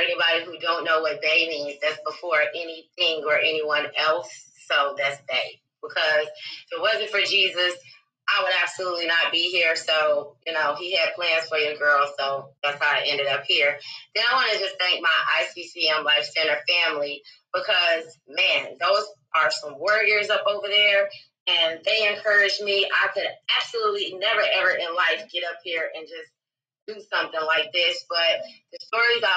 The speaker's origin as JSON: {"language": "English", "town": "Chicago", "region": "Illinois", "country": "United States", "tie": "born or raised there", "said": "I was born in Chicago, Illinois. And I grew up in the Wild Hunnids."}